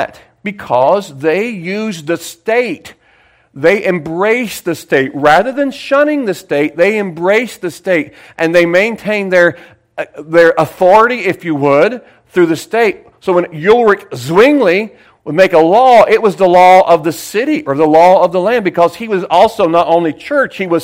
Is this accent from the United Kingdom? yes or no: no; Sayreville, New Jersey, United States; I was from Sayersville.